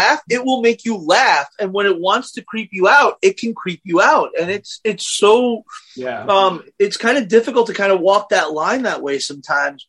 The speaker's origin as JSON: {"language": "English", "town": "New York City", "region": "New York", "country": "United States", "tie": "born or raised there", "said": "I grew up with in Brooklyn"}